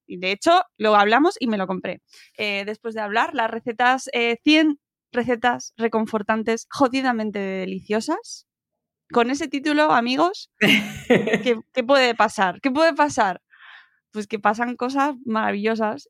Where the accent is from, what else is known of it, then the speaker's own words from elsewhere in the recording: Extremadura, Spain; estoy pensando en las flores extremeñas que es, mm, mi pueblo las hacían y las siguen haciendo en las bodas